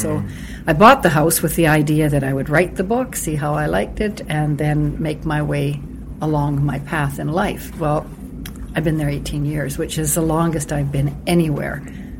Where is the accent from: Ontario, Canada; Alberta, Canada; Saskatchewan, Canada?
Ontario, Canada; Toronto; born there; also born or lived in Uranium City / Edmonton / British Columbia; I was born on Algonquin Island, just outside of Toronto